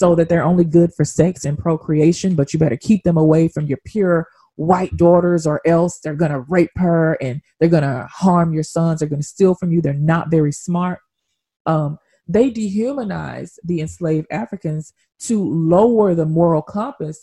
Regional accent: Memphis, Tennessee, United States; I'm from Memphis, Tennessee, we have a street called Auction Street

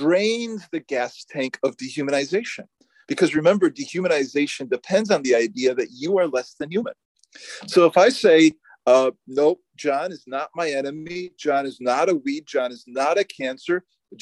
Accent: United States; as a American

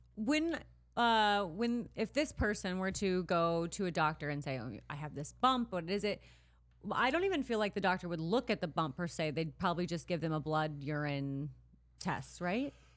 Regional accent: Midwest, United States; growing up in the Midwest

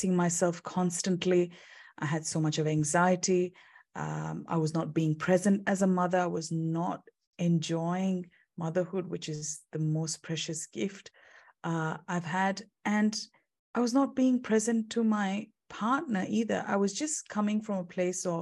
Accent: India; moved away as an adult; also born or lived in United Kingdom; now in Perth, Australia; I'm originally from India

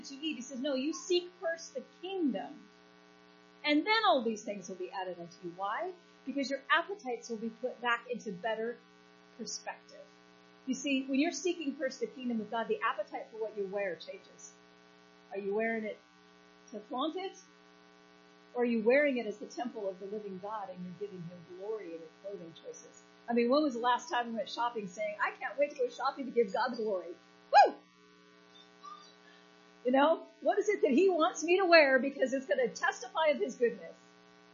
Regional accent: United States

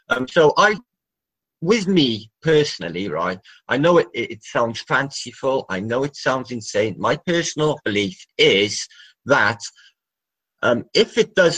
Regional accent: Wales, United Kingdom; I'm from Wales

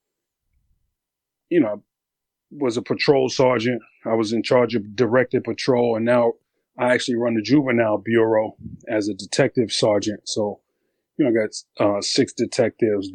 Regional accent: New York City, New York, United States; I grew up in Brooklyn back in the late 80s, early 90s

